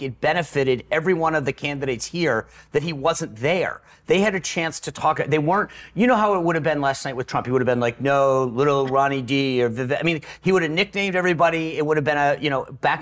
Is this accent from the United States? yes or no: yes; Rhode Island, United States; I grew up in Rhode Island